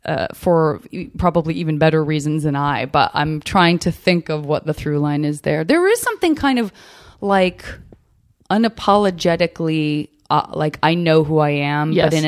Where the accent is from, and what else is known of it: Tucson, Arizona, United States